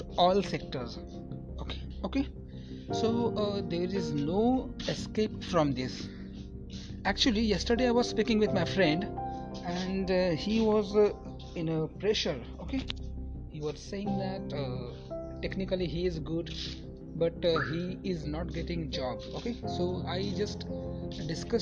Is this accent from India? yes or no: yes; Marathi, Maharashtra, India; first language Marathi; English is a second language; I am a Marathi guy. I belong to a Marathi family